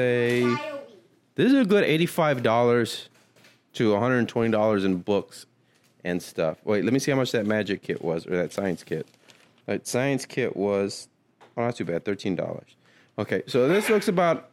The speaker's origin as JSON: {"language": "English", "area": "the Valley", "region": "Texas", "country": "United States", "said": "I'm from the Valley"}